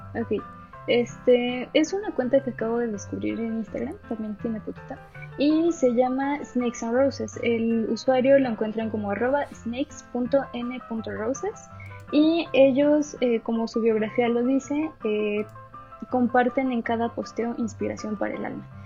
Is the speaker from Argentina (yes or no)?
no; Aguascalientes, Mexico; moved away; yo que soy de, de Aguascalientes, allá venden chascas